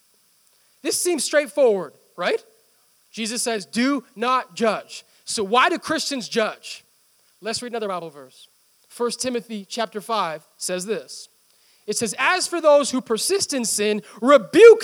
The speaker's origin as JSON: {"language": "English", "country": "India", "moved": "yes", "said": "my home country"}